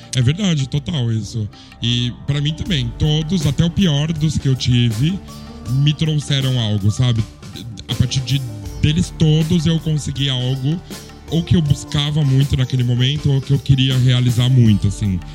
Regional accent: São Paulo, Brazil; moved away as an adult; also born or lived in Lisbon; now in Barcelona, Spain; eu tenho 43 anos, também sou de São Paulo, como o Léo

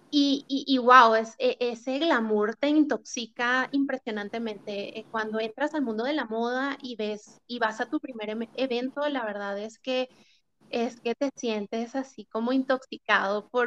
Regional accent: Venezuela; now in Chile; Luego, el otro como acontecimiento fue cuando me mudé de Venezuela a Chile y me enfrenté a la realidad de que tenía que meter prácticamente mi vida en dos maletas.

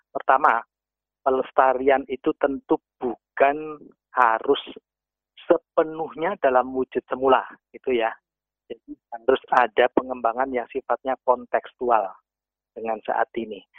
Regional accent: Java, Indonesia; saya ambil saja Jawa saya sebagai orang Jawa

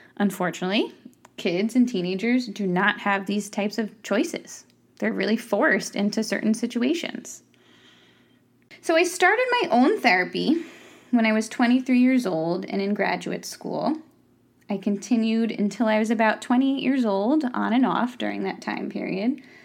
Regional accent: Ulster County, New York, United States; I grew up in Ulster County

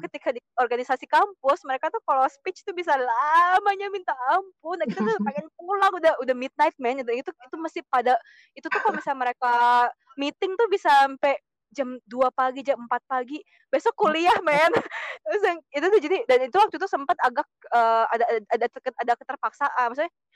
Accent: Indonesia; moved away as an adult; now in France; waktu di Indo tuh berasa, aku minoritas

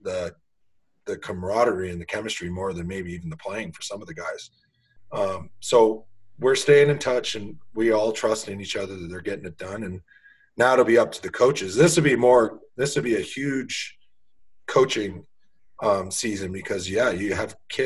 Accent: Peterborough, Ontario, Canada; growing up in Peterborough with that sort of tradition

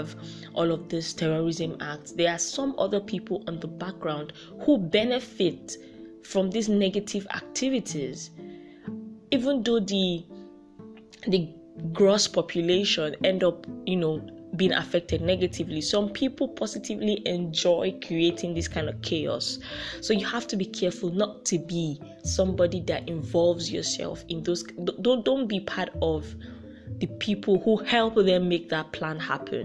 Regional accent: Nigeria

